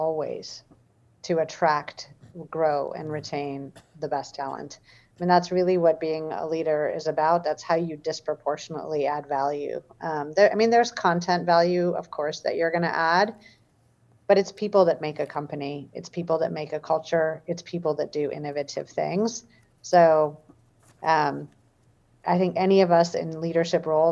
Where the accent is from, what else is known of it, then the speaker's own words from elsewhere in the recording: Michigan, United States; I grew up in Michigan